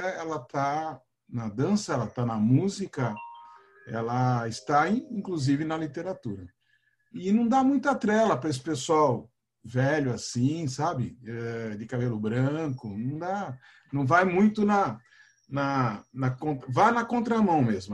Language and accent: Portuguese; Santos, São Paulo, Brazil; eu sou de Santos